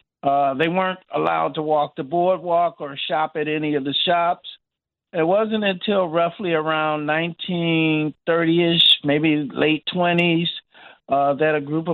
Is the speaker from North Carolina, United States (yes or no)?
no; Detroit, Michigan, United States; moved away; I lived in Michigan. I'm from Detroit.